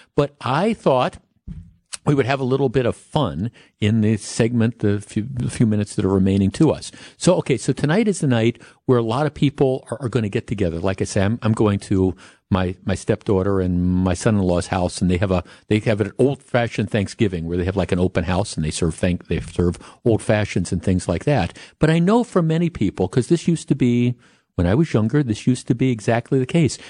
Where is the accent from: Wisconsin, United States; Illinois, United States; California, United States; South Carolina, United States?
Wisconsin, United States; Glendale; I grew up in Glendale, went to Nicolay High School